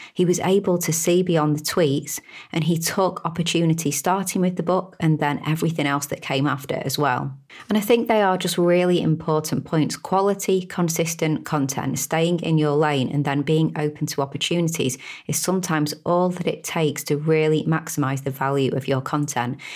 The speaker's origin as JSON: {"language": "English", "country": "United Kingdom", "said": "I'm a Brit, as you can probably tell from my accent."}